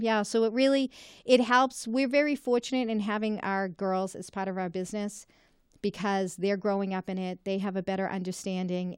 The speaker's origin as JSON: {"language": "English", "town": "Reading", "region": "Massachusetts", "country": "United States", "tie": "born or raised there", "also_born_or_lived": "Malden, Massachusetts / Wakefield, Massachusetts", "said": "the communities in my district and happens to be my hometown"}